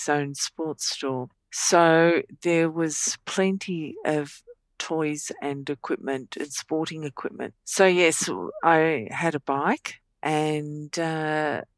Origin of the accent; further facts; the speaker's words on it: Bendigo, Victoria, Australia; also born or lived in Melbourne; So I lived in Bendigo